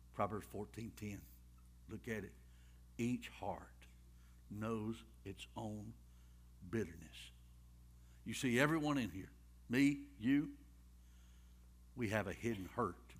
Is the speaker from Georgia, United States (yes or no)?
yes; Rockmart, Georgia, United States; I was raised in Rock Mart